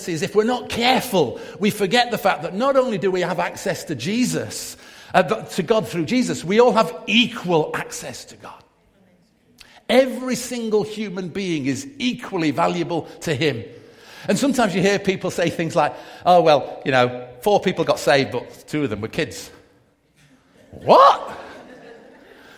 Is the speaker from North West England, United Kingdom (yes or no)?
yes; Manchester, North West England, United Kingdom; I grew up in Manchester, very multiracial, multi-ethnic background